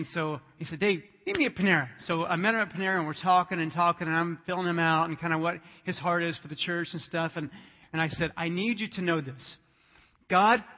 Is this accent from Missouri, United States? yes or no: yes; Independence, Missouri, United States; moved away as an adult; also born or lived in Georgia; I'm from Independence, Missouri originally, last 14 years in Georgia